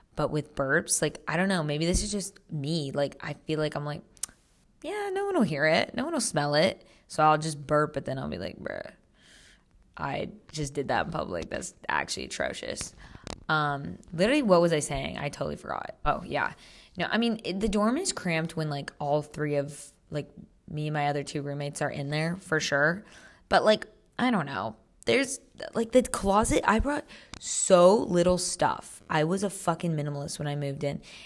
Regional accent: Monterey, California, United States; I'm from Central California, which I think people would consider NorCal, like Monterey

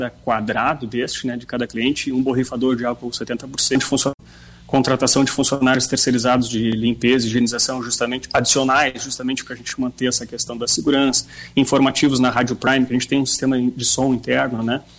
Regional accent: Bagé, Rio Grande do Sul, Brazil; now in Rio Grande, Brazil; O Rajão sabe que eu sou de Bagé, né? Eu moro em Rio Grande desde 2004.

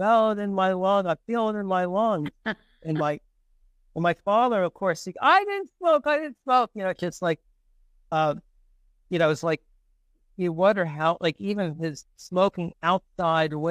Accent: New York City, New York, United States; now in Hoboken, United States; I grew up in the Bronx

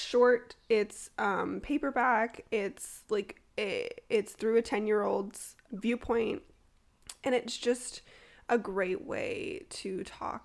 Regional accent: Toronto, Ontario, Canada; now in Ottawa, Canada; born and raised in Toronto and now living and working in Ottawa.

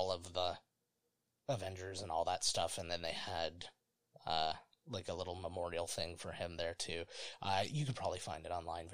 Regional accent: Ontario, Canada; we're Canadian, just for those who don't know or care. And so we're in the province of Ontario

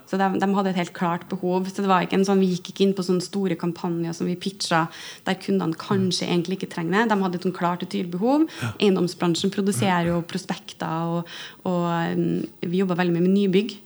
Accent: Stjørdal, Trøndelag, Norway; moved away; jeg pleier å si at jeg er fra Stjørdal, for der er jeg oppvokst

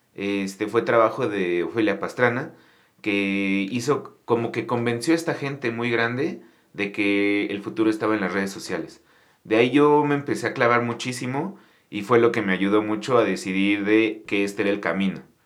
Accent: Mexico City, Mexico; yo soy de aquí, de la Ciudad de México.

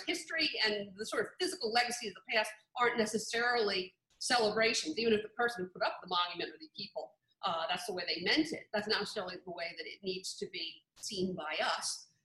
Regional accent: New Orleans, Louisiana, United States; When I grew up in New Orleans

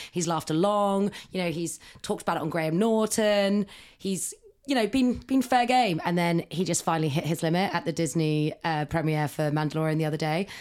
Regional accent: Ireland; because I am Irish

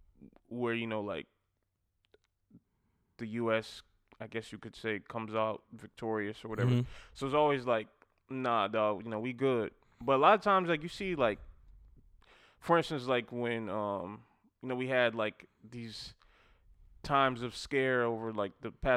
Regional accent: South Carolina, United States; You know I'm from South Carolina, so damn.

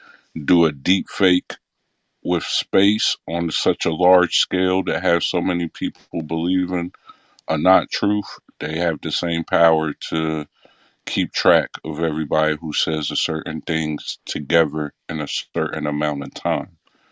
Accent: Midwest, United States; But then I also thought that I'm from the Midwest.

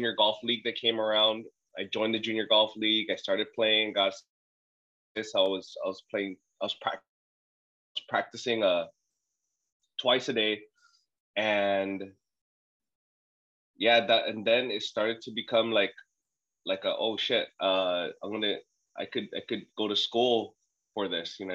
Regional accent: Saipan, Northern Mariana Islands; also born or lived in Guam; I'm actually born on Guam, raised in Saipan.

